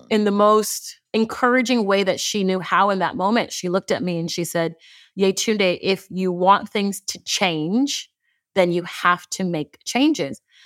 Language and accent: English; Houston, Texas, United States; I am from Houston, Texas, but I'm first generation. My parents immigrated here from Nigeria